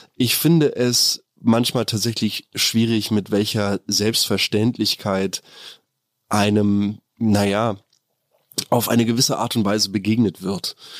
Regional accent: Germany; wir als Deutschland, als Deutsche

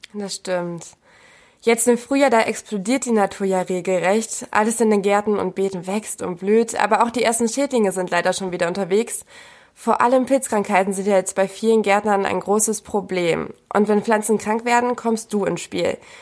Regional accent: Bückeburg, Lower Saxony, Germany; Ich komme nämlich ursprünglich aus Bückeburg

